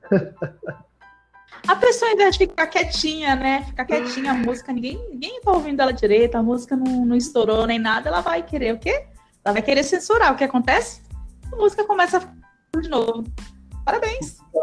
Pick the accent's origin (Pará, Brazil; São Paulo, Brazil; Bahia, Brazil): Pará, Brazil; eu sou paraense